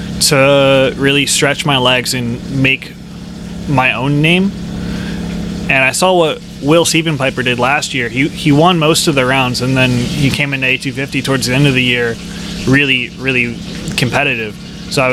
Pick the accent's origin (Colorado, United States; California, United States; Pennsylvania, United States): Pennsylvania, United States; I'm actually from Pennsylvania